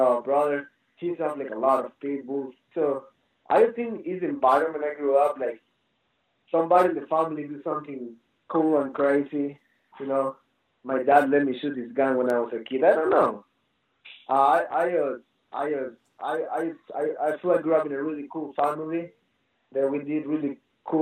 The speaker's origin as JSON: {"language": "English", "country": "Ecuador", "tie": "born or raised there", "moved": "yes", "lives_now": "United States", "said": "I'm from Ecuador. My dad is pretty wild. Like, it's just the environment I grew up"}